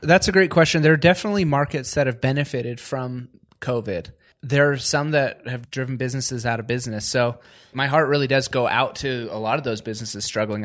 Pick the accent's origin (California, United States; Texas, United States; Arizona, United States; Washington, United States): Washington, United States; I grew up in Washington State in the, more of a farming community.